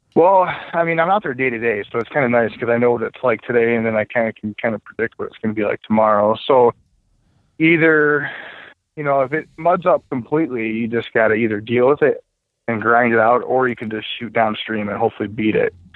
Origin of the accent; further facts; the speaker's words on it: Waterford, Michigan, United States; I grew up in Waterford. Um, I grew up on Pontiac Lake.